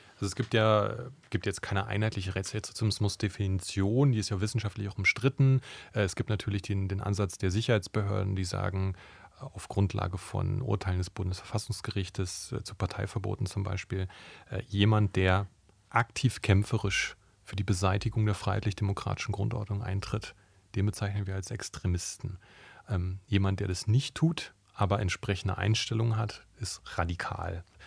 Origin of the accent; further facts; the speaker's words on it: Brandenburg, Germany; Ich bin selber in Brandenburg aufgewachsen